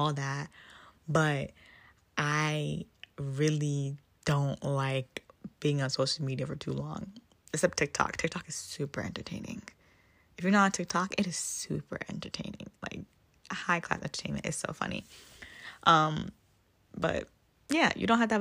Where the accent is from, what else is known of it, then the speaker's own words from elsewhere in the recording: Ghana; now in United States; As a Ghanaian